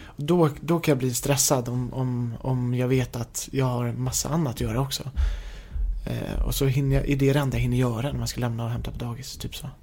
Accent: Haninge, Stockholm County, Sweden; jag är uppvuxen i Haninge som ligger söder om stan, typ två mil söder om Stockholm

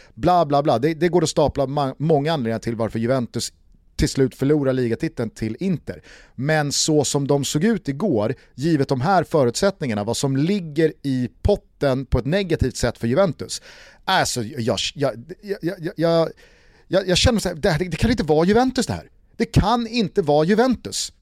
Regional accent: Sweden; som svensk

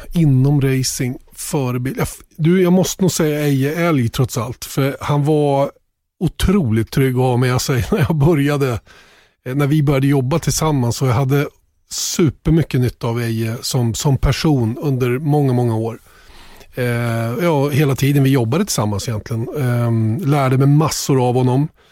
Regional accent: Sweden; som svensk

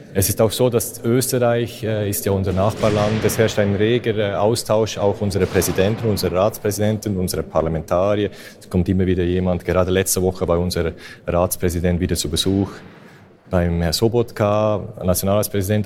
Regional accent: Switzerland; ich bin ja Schweizer

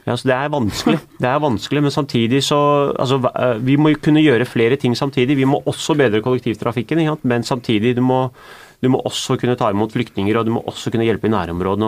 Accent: Norway; Jeg er den første generasjonen som er født og oppvokst i Norge

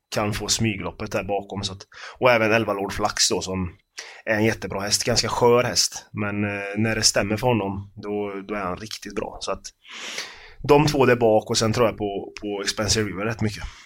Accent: Karlstad, Värmland, Sweden; moved away; jag är från Karlstad från början, så jag har ju varit på Färjestad många gånger med farsan och hans polare

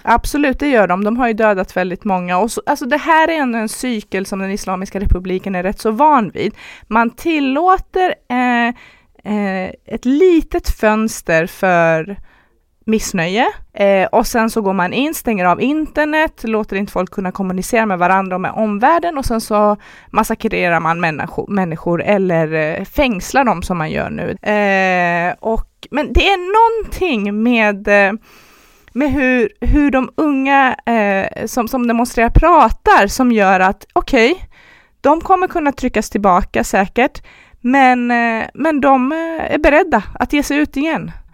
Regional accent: Iran; now in Sweden; när jag växte upp i Iran

